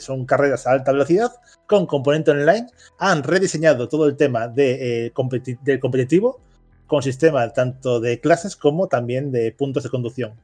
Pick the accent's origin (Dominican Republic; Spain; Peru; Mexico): Spain; en España somos muy de Sony. Y digo, somos como parte del colectivo España.